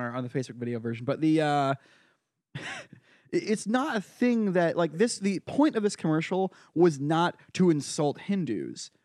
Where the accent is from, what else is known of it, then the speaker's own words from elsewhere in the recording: Brooklyn, Connecticut, United States; now in New York, United States; I went to my hometown local fair